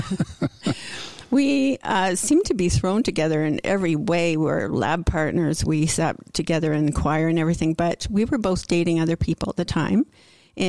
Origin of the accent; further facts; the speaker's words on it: Peterborough, Ontario, Canada; first language English; I grew up in Peterborough, yeah. Ontario, and all huge family. And we all lived here in Peterborough.